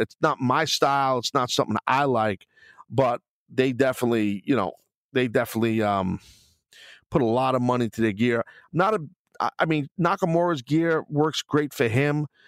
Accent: New York City, New York, United States; in Brooklyn, my hometown

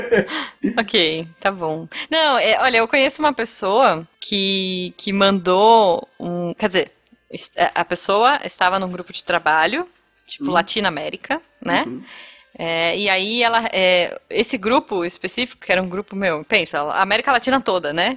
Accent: Brazil; eu sou do Brasil.

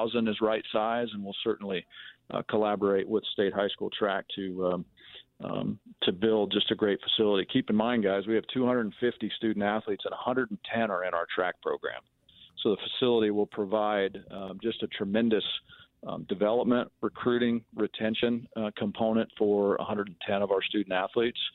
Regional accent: Manhattan, Kansas, United States; I grew up in Manhattan, I played soccer in high school

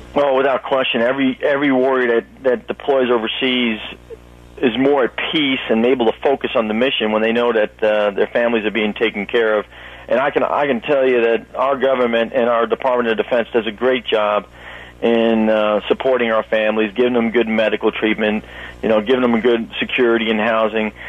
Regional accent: New York City, New York, United States; moved away; originally from Brooklyn, New York

